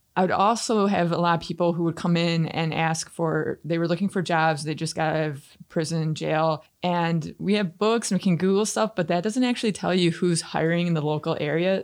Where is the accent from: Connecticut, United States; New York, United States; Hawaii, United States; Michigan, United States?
Michigan, United States; Canton; I grew up in Canton